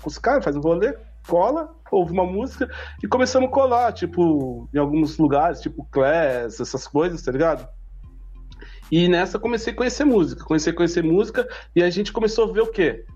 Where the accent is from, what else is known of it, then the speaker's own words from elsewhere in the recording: Mogi das Cruzes, São Paulo, Brazil; vim de Mogi, atravessei Mogi pra vir aqui